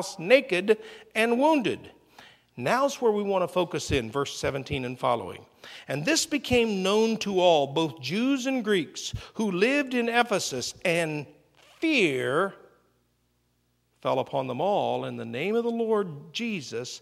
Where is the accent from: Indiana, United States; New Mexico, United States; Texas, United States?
Indiana, United States; now in Hawaii, United States; when I was a kid growing up in Indiana